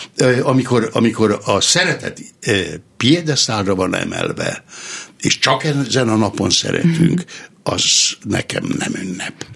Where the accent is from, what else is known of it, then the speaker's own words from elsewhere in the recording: Somogytarnóca, Somogy, Hungary; moved away as an adult; also born or lived in Nikla; Somogyban, a szülőfalumban, Somogy-Tarnócán